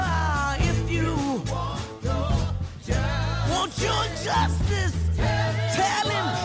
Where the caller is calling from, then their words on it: Gadsden, Alabama, United States; I'm calling from Gadsden, Alabama.